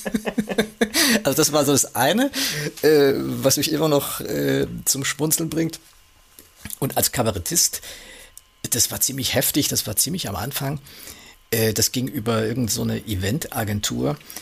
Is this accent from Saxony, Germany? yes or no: yes; Saxony, Germany; dass ich aus Sachsen bin